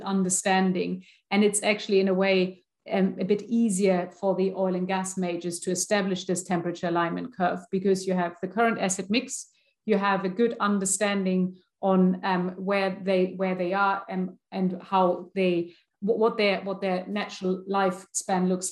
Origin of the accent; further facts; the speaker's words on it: Germany; I'm from Germany.